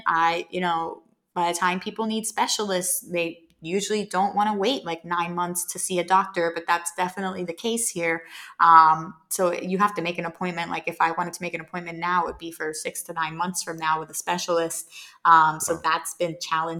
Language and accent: English; Philadelphia, Pennsylvania, United States; moved away as an adult; now in Puerto Rico; I grew up in Philadelphia